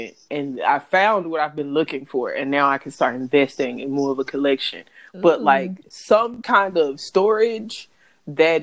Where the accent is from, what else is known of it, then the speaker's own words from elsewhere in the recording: Memphis, Tennessee, United States; I'm from South Memphis.